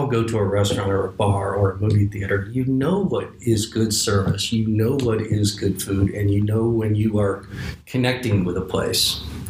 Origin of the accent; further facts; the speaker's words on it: Asheville, North Carolina, United States; I'm from Asheville, North Carolina, and the similarities are many. A nice, beautiful, walkable downtown, the mountains, the town in the valley, good four seasons, really nice people.